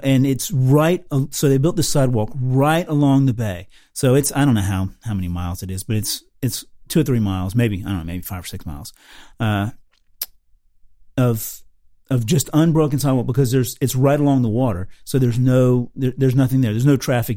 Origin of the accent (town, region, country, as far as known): Tampa, Florida, United States; born or raised there; moved away